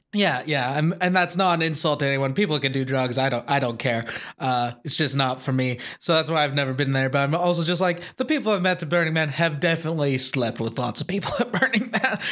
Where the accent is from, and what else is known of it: Wolseley, Saskatchewan, Canada; born or raised there; moved away